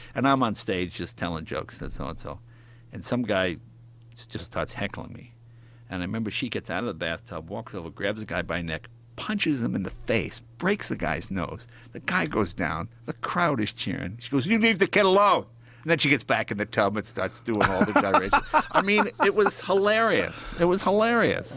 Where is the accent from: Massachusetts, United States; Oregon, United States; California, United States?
Massachusetts, United States; Boston; also born or lived in New York; I was born in New York and I moved to Boston when I was, like, ten